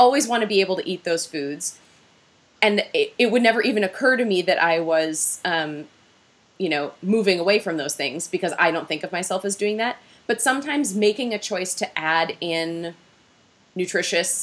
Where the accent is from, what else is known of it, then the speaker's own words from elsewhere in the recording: Minnesota, United States; I'm from Minnesota